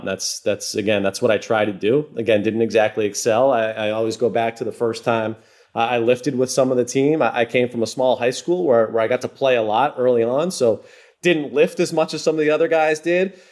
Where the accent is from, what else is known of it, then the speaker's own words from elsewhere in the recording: Massachusetts, United States; I grew up in New England